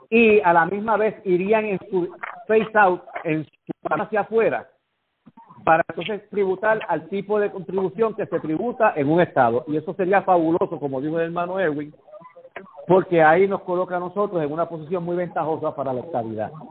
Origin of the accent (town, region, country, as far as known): Puerto Rico